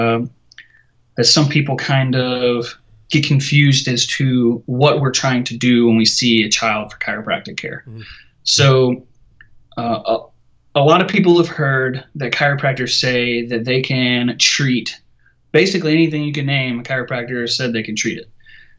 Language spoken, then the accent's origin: English; Savannah, Georgia, United States; I'm from Savannah, Georgia